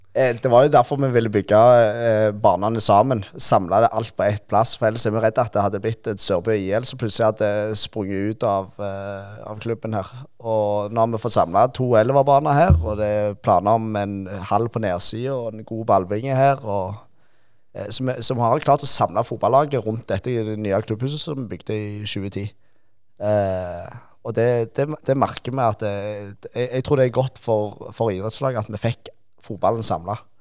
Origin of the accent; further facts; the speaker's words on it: Rogaland, Norway; Vi er jo rogalendinger